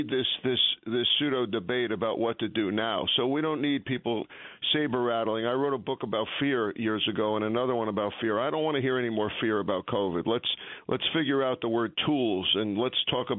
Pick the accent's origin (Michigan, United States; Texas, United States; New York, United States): New York, United States; we're tough guys from New York